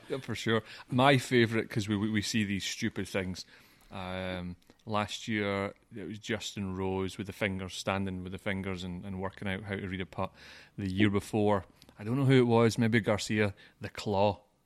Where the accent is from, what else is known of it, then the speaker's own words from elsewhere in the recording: Scotland, United Kingdom; moved away; I'm from Scotland